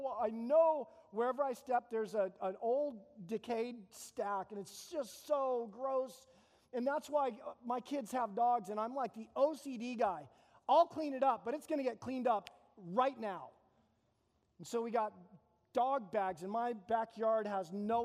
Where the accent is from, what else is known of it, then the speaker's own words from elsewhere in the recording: Phoenix, Arizona, United States; now in Tucson, United States; I grew up in East Phoenix. It's called the Arcadia area, not Arcadia, California